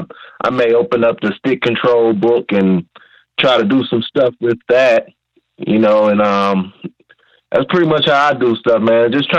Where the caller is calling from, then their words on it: Detroit, Michigan, United States; I'm calling from Detroit, Michigan.